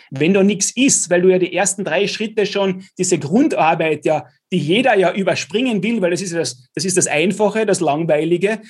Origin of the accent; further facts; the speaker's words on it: Klagenfurt, Carinthia, Austria; als Klagenfurter mit KAC, VSV